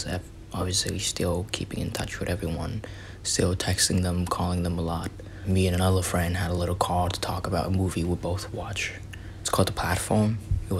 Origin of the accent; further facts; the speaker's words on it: Vietnam; now in Philadelphia, United States; I'm from Vietnam